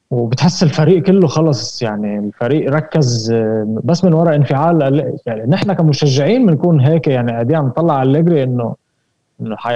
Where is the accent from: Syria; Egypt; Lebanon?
Lebanon; انا انا انا لبناني